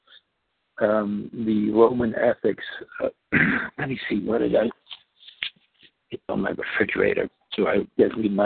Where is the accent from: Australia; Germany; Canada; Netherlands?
Netherlands; first language Dutch; English is a second language; moved away as an adult; also born or lived in Indonesia; now in Washington, United States; I grew up in Indonesia the first 7 years. I'm Dutch. Came to the Netherlands when I was 7. Came to the States when I was 24.